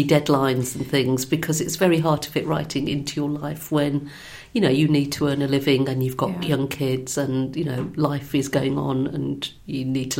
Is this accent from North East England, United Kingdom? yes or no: no; Birmingham, West Midlands, United Kingdom; I'm from Birmingham.